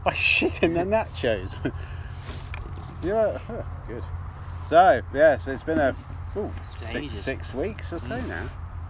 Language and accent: English; England, United Kingdom; being English, I drank it